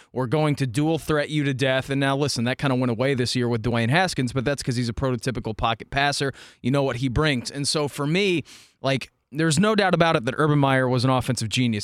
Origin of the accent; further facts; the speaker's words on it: Dayton, Ohio, United States; I grew up in Dayton